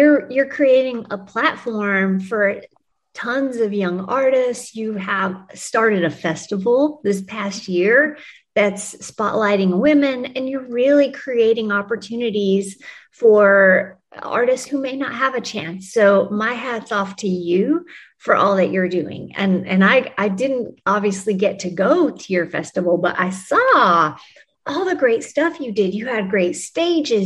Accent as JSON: {"language": "English", "region": "New Mexico", "country": "United States", "tie": "born or raised there", "also_born_or_lived": "Arlington, Texas", "said": "Well, actually I was born in Arlington, Texas, raised in New Mexico."}